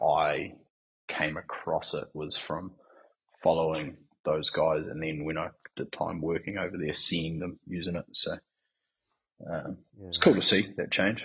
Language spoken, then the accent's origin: English; Northland, New Zealand; also born or lived in Whangarei; now in Christchurch, New Zealand; growing up in Northland